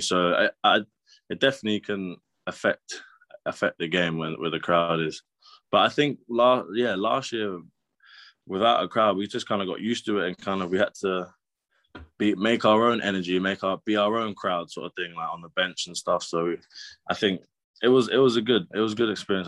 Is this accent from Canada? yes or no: no; Brighton, South East England, United Kingdom; moved away as an adult; also born or lived in Loughborough; I grew up in Brighton